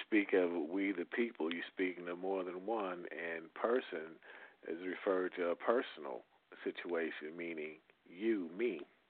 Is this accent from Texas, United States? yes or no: yes; Texas, United States; I was born in Texas.